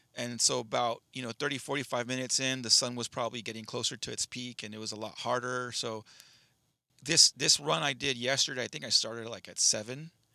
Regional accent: United States; I'm American

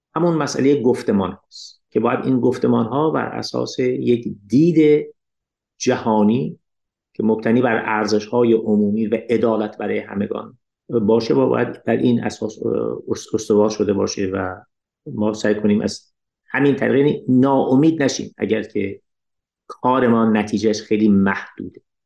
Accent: Iran; من به عنوان یک ایرانی اشعار فارسی رو میخونم

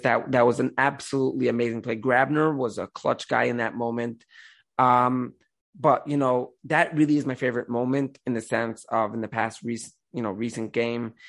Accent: the Rockaway area, around the Five Towns, New York, United States; I'm originally from like the Rockaway areas, uh, around the Five Towns

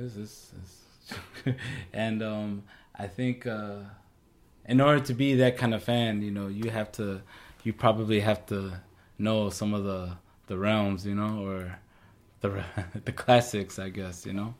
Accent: St. Paul, Minnesota, United States; I was born and raised in St. Paul

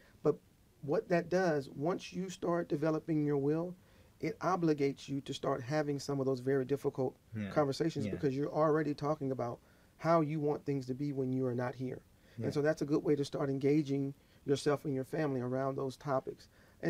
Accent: the South, United States; I'm from the South. Fried foods.

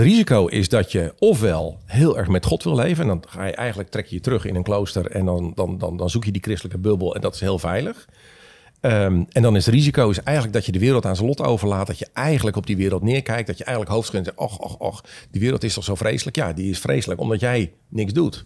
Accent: Leeuwarden, Friesland, Netherlands; moved away; also born or lived in Lisse; mijn vader werd voorganger in Leeuwarden

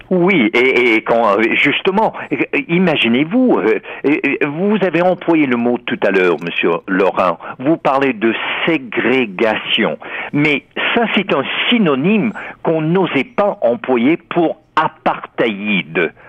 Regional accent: United States; now in Toronto, Canada; dans ma jeunesse, dans l'Amérique du Dr. Martin Luther King

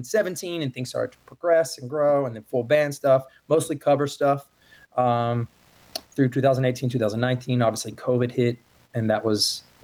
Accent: Hendersonville, North Carolina, United States; now in Nashville, United States; Yeah, from Hendersonville, North Carolina. Ever since I moved to Nashville, I've always just said Asheville

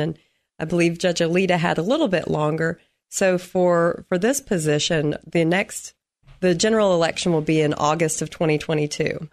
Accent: Nashville, Tennessee, United States; moved away as an adult; now in Clarksville, United States

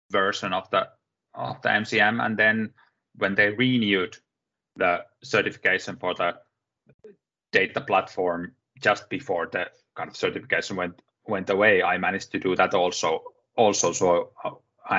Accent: Finland; I'm from Finland, self-employed

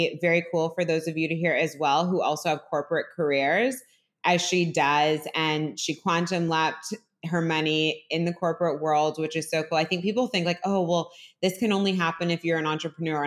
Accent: Piedmont, California, United States; moved away as an adult; also born or lived in Los Angeles; We grew up together in Piedmont, California

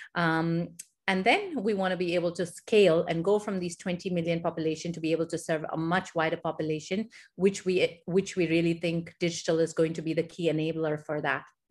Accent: Dubai, United Arab Emirates; also born or lived in India / Michigan, United States; So, I actually grew up here in the Middle East. I grew up in Dubai

